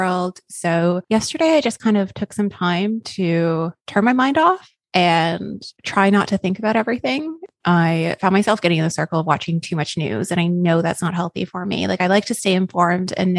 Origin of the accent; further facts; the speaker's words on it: Canada; now in Queensland, Australia; being Canadian